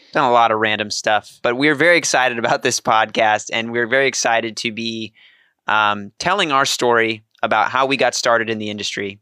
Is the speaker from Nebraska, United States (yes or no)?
yes; Beatrice, Nebraska, United States; moved away; So, I'm from Nebraska originally, um, from a small town called Beatrice, Nebraska, twelve thousand people